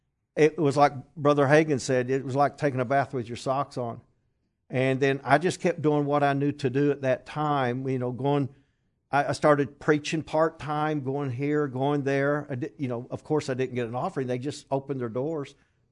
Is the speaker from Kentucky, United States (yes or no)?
yes; Flatwoods, Kentucky, United States; I grew up in Flatwoods, Kentucky.